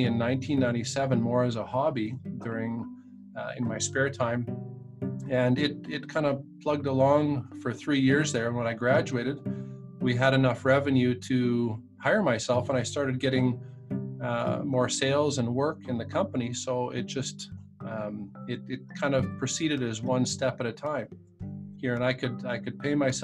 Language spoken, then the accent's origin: English; Saskatoon, Saskatchewan, Canada; I largely grew up, I was born in Saskatoon